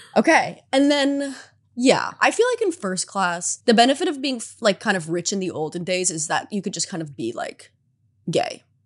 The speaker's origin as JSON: {"language": "English", "country": "United States", "tie": "born or raised there", "said": "I grew up in America"}